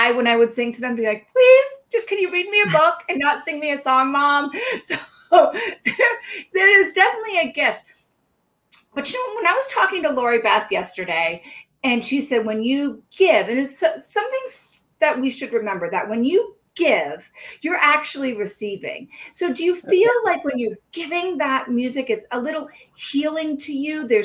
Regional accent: the South, United States; now in New Hampshire, United States; They're like, ah, because I came from the South.

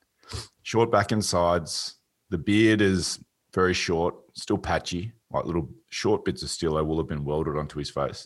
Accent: Australia; accent: Australian; speaking in my natural Australian accent

